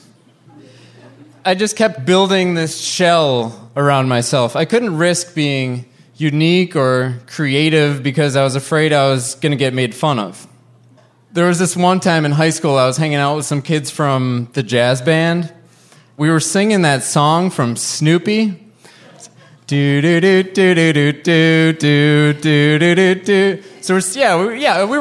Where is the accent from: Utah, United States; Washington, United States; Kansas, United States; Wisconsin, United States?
Wisconsin, United States